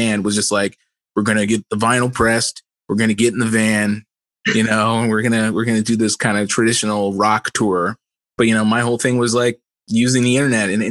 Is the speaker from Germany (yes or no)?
no; Edmonton, Alberta, Canada; now in Toronto, Canada; I'm originally from Edmonton